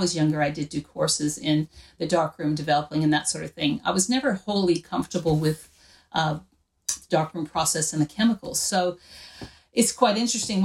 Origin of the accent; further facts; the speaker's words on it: Wyoming, United States; now in Australia; I grew up in Wyoming in the United States.